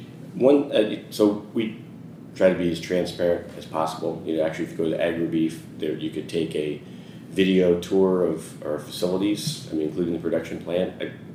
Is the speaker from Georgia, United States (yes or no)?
no; Idaho, United States; moved away as an adult; also born or lived in Los Angeles / San Francisco / Seattle; So, you know, I grew up in Idaho, but I worked jobs in San Francisco, Seattle, and LA. I was in LA for, I don't know, the longest period of time.